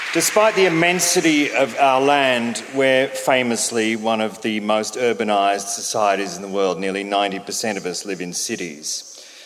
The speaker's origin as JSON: {"language": "English", "town": "Albury", "region": "New South Wales", "country": "Australia", "tie": "born or raised there", "said": "When I was a boy growing up in Albury Wodonga in the 70s"}